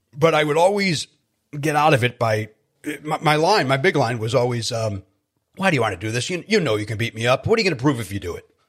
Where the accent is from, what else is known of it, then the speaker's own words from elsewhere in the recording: Chicago, Illinois, United States; I grew up in Chicago, where the Chicago Bears were, like, everything